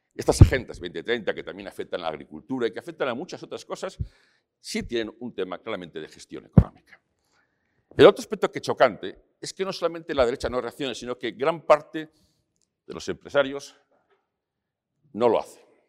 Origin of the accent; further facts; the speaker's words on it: León, Castile and León, Spain; now in Madrid, Spain; yo me fui de León hace muchos años, y, pero vengo frecuentemente, está mi madre